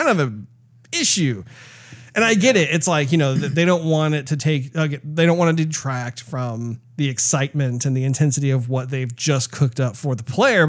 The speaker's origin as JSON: {"language": "English", "country": "United States", "said": "as an American"}